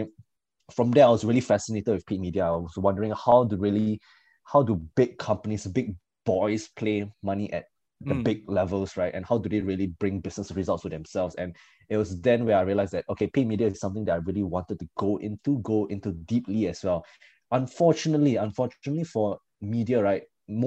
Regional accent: Singapore; when I came back to Singapore

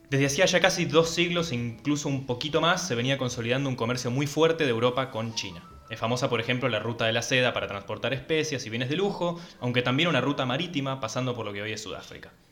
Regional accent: Argentina; somos argentinos, contamos todo con vacas.

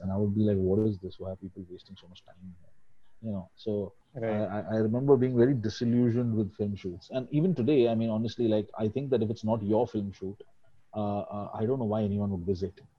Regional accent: Mumbai, Maharashtra, India; also born or lived in Delhi; I'm uh, uh, pretty much a Bombay boy. Uh, I was uh, born in Delhi because my grandparents were there, so that was it. But I've always lived in Bombay.

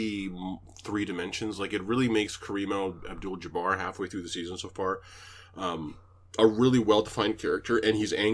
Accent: Canada; as a Canadian

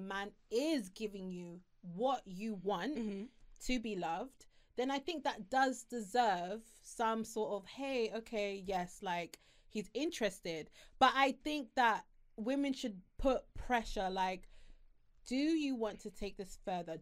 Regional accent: Harrow, London, United Kingdom; I'm from a small town, no, not small town, but I'm from Harrow

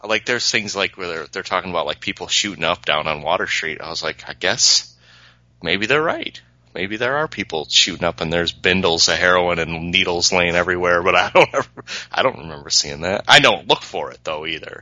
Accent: Peru, Illinois, United States; I'm from Peru

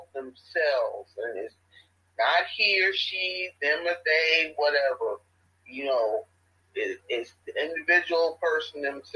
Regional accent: Chicago, Illinois, United States; moved away; I come from Chicago, and Chicago is a real high crime.

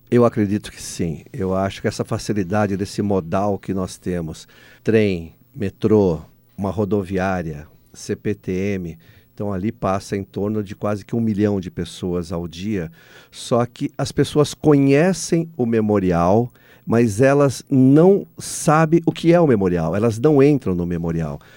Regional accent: Brazil; nós somos é, o único país que fala português

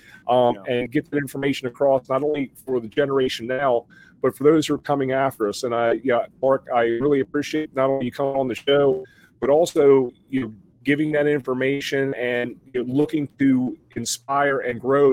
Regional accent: Mid-Atlantic, United States; moved away; I come from the Mid-Atlantic region

